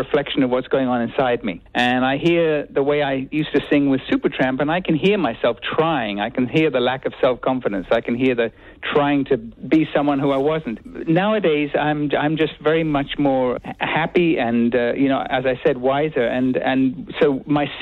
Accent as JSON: {"language": "English", "region": "England", "country": "United Kingdom", "moved": "yes", "lives_now": "United States", "said": "when I visit my home country, England"}